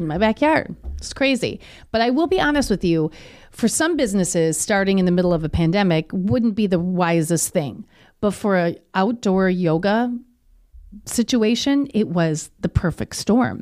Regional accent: Kenosha, Wisconsin, United States; also born or lived in Milwaukee; I'm born and raised in Kenosha.

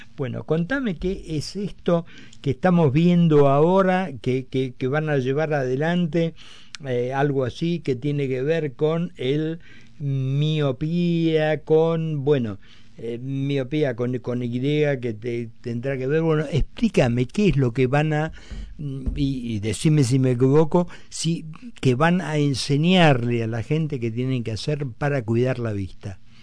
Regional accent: Argentina; me da un orgullo como argentino

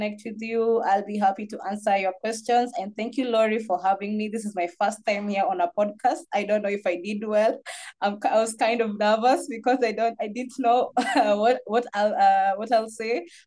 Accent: Kenya; I'm from Kenya.

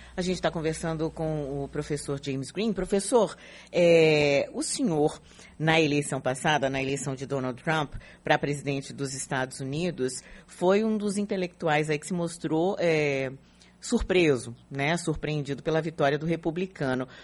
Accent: Brazil; nós que moramos no Brasil, somos brasileiros

